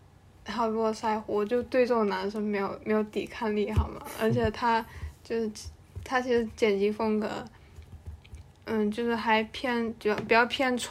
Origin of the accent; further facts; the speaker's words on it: Hainan, China; 我不是台湾人，我来自海南。